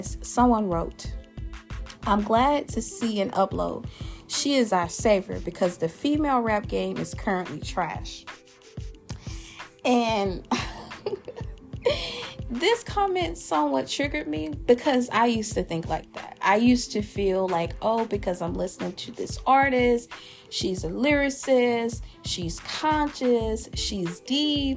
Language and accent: English; Louisiana, United States; my home state, that boot state, that who that state, that saint state, the state of the best food, partying, and liquor, Louisiana